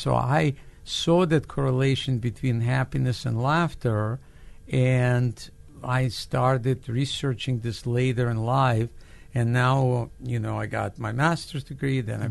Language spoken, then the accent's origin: English; Odesa, Odesa Oblast, Ukraine; English is a second language; moved away as an adult; now in United States; I grew up in Odessa. It's a city in the Black Sea, which is considered a capital of humor of old Soviet Union